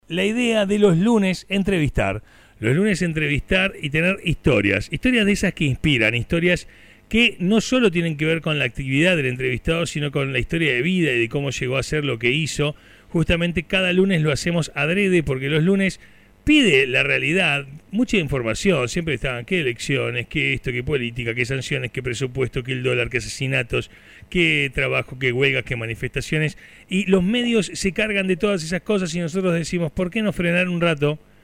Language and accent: Spanish; Turdera, Buenos Aires Province, Argentina; yo soy nacido en Turdera